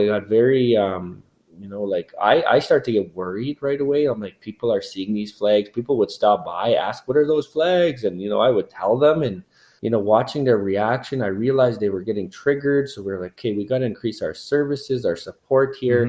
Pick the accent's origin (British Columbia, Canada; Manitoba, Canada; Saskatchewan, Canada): Saskatchewan, Canada; Cowessess First Nation; growing up on Cowessess